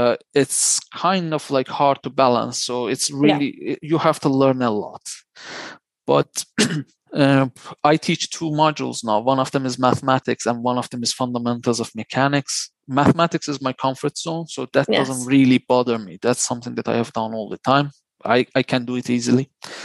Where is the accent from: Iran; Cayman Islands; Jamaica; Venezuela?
Iran; also born or lived in Luxembourg; now in United Kingdom; When I came to Europe from Iran, I went to Luxembourg, which is a slightly small country.